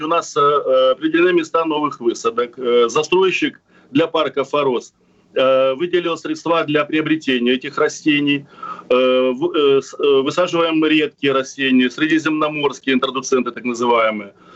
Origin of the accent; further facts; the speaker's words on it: Crimea, Ukraine; Я коренной крымчанин